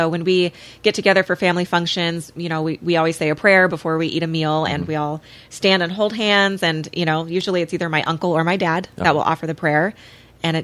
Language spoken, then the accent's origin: English; Michigan, United States; moved away as an adult; I was born and raised in Michigan. And, you know, lived there my whole life. My parents and my younger brother still live there.